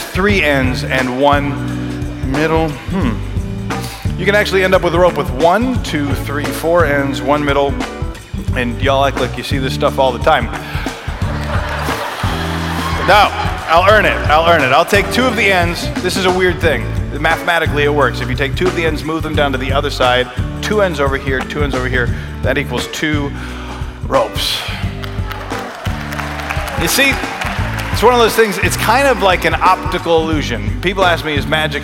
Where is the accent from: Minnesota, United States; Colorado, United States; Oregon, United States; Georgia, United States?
Minnesota, United States; We would travel with our church, which I grew up in Minnesota